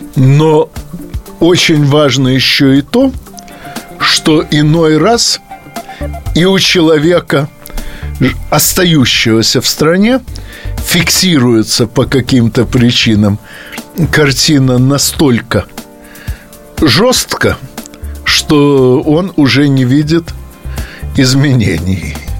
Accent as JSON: {"language": "Russian", "town": "Odesa", "region": "Odesa Oblast", "country": "Ukraine", "tie": "born or raised there", "moved": "as an adult", "lives_now": "Moscow, Russia", "said": "в той части России, где я родился, а именно на Украине."}